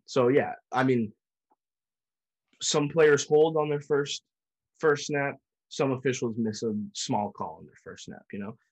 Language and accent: English; New England, United States; we're from New England